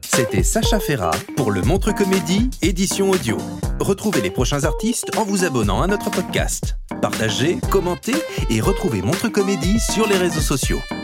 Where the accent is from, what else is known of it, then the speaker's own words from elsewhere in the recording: Belgium; je viens de Belgique